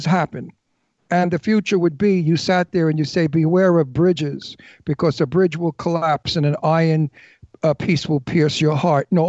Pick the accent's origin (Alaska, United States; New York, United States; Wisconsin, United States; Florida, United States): New York, United States; New York City; we're from Brooklyn